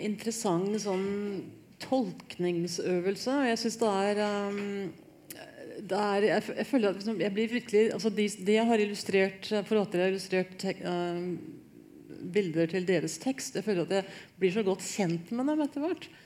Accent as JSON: {"language": "Norwegian", "town": "Hamar", "region": "Innlandet", "country": "Norway", "said": "jeg er veldig norsk. Jeg har sånn, sånn eh, geneprøvebevis på at jeg er fra Hamar."}